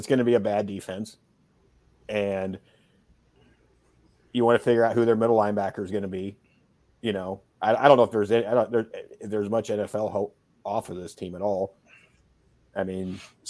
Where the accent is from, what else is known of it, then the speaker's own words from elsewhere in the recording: Missouri, United States; My home state team